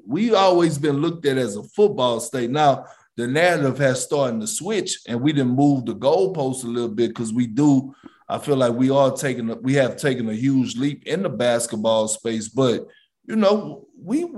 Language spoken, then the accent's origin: English; Beaumont, Texas, United States; born and raised in Beaumont, Texas